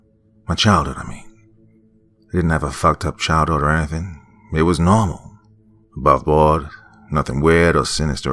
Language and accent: English; Altoona, Pennsylvania, United States; I'm originally from Pennsylvania. Altoona, actually.